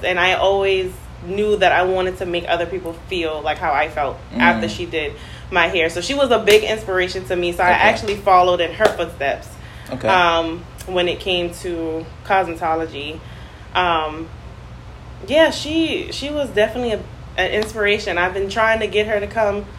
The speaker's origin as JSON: {"language": "English", "town": "Charleston", "region": "South Carolina", "country": "United States", "tie": "born or raised there", "also_born_or_lived": "Wadmalaw Island, South Carolina", "lives_now": "Summerville, United States", "said": "I am born and raised in Charleston, South Carolina. Currently reside in Somerville, South Carolina."}